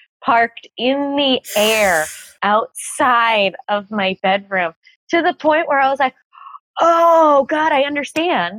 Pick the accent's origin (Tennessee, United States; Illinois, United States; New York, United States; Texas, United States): New York, United States; New York City; I'm a New Yorker.